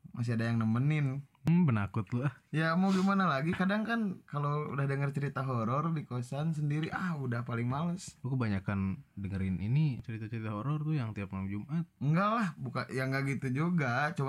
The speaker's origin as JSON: {"language": "Indonesian", "town": "Tasikmalaya", "region": "West Java", "country": "Indonesia", "said": "kecuali kalau daerah kabupaten apalagi kalau di kota gue di Tasik apa tuh mahal gak kosan"}